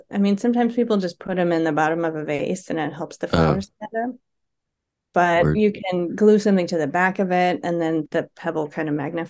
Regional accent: Madison, Wisconsin, United States; now in Portland, United States; Okay, so my hometown is Madison, Wisconsin.

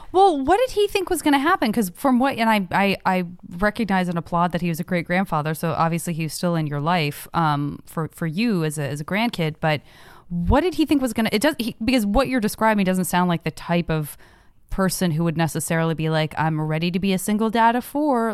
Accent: Arizona, United States; also born or lived in San Francisco; now in Los Angeles, United States; I'm from Arizona

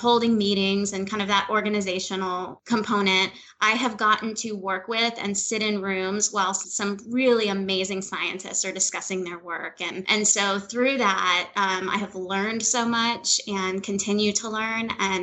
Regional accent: Jacksonville, Florida, United States; also born or lived in Honolulu, Hawaii; I'm from Northeast Florida, near you in Jacksonville

